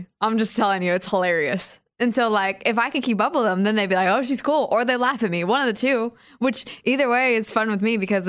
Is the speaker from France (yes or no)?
no; Wichita, Kansas, United States; I ended up going back home and interning in my hometown, Wichita.